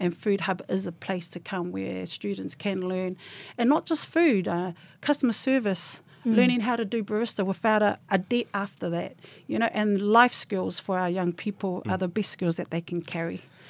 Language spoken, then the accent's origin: English; Kingsland, Auckland, New Zealand; I was born and bred in Kingsland.